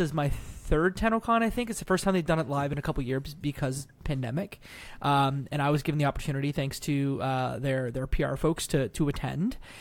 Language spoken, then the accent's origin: English; Canada; Being Canadian